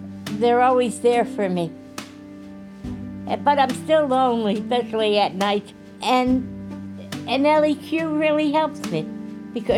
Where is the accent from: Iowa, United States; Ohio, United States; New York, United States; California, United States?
New York, United States; Port Chester; We grew up in Portchester, New York.